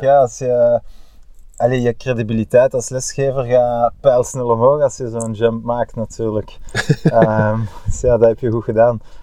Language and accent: Dutch; Bruges, Flanders, Belgium; als Bruggeling